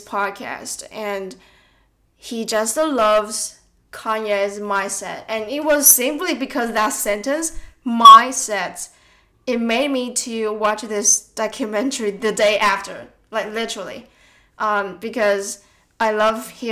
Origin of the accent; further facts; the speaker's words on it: Tainan, Taiwan; moved away as an adult; now in Melbourne, Australia; back in Taiwan, in my hometown, when my relatives or friends want to visit Tainan, my hometown